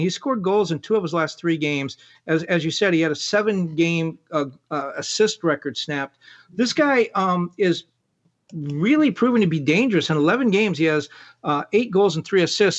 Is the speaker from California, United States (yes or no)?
yes; Southern California, United States; moved away; also born or lived in Miami; I grew up in Southern California